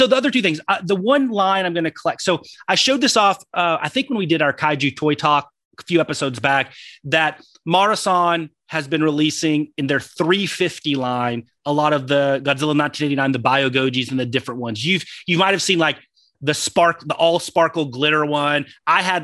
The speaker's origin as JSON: {"language": "English", "region": "Texas", "country": "United States", "accent": "Texan", "said": "my Texan accent"}